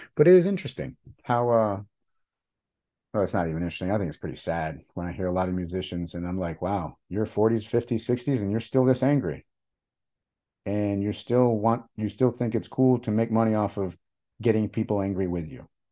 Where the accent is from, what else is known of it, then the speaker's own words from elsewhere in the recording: Michigan, United States; I was born and raised in Michigan